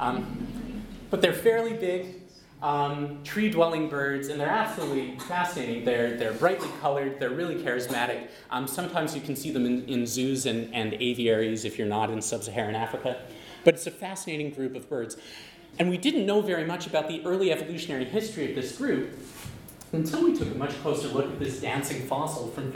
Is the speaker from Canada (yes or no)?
yes; Western Canada, Canada; I'm from Western Canada.